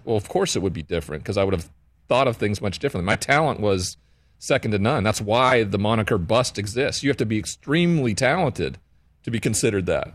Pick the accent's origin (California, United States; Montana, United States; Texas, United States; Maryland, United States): Montana, United States; growing up in Montana with the cowboy culture